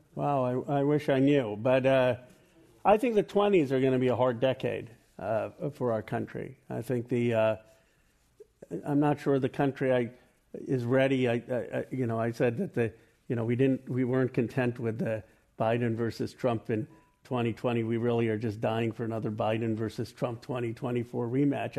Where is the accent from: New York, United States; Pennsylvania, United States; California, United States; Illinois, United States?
Pennsylvania, United States; Philadelphia; I was born in Philadelphia in 1976, and my parents are immigrants from India